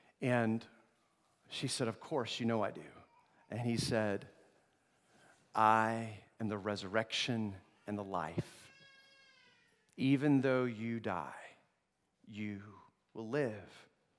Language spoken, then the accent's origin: English; Togo; I grew up in Togo, West Africa.